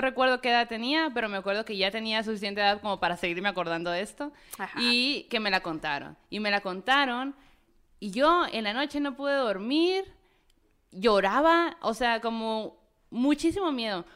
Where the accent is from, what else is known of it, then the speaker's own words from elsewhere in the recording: northern Mexico, Mexico; yo como norteña